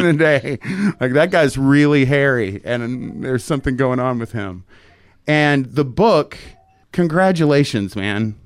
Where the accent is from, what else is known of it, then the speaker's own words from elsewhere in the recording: Tyler, Texas, United States; moved away; I'm in my hometown with my parents and my little girl, and I met them after church at this very very nice steakhouse in Tyler